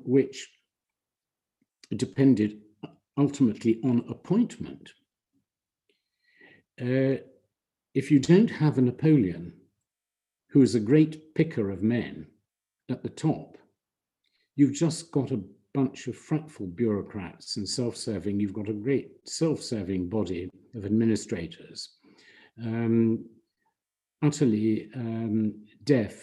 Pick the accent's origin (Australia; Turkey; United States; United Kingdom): United Kingdom; although I'm British and by naturalization, and I was brought up in Britain and educated there, I am of course fundamentally Polish.